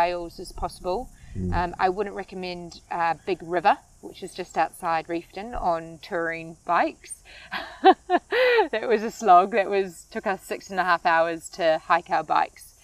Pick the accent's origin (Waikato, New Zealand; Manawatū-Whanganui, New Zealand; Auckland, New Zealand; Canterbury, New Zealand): Auckland, New Zealand; Bombay; my hometown in Bombay